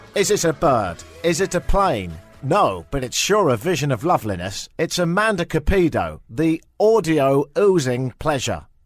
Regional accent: England, United Kingdom; moved away as an adult; now in Toronto, Canada; me go back to England

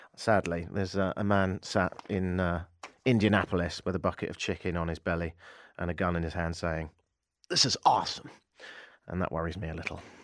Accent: United Kingdom; now in Canada; me being British

